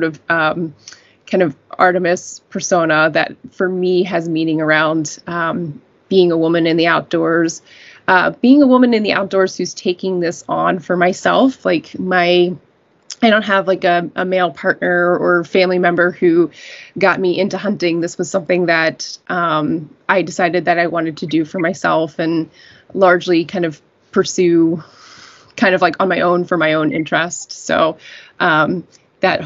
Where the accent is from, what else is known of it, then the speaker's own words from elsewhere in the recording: Western Maryland, United States; moved away as an adult; now in New York, United States; I originally grew up in Western Maryland, pretty close to West Virginia.